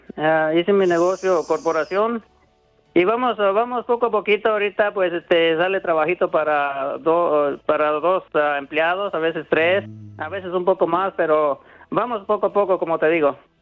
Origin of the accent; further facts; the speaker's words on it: Susupuato, Michoacán, Mexico; now in United States; Yo soy de un lado de Zitácuaro, Michoacán, el municipio, es municipio de Susupuato